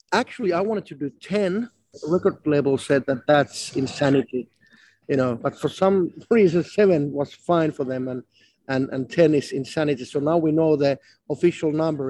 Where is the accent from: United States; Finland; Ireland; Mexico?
Finland; first language Finnish; English is a second language; not a native English speaking person, you know, my mother tongue was just Finnish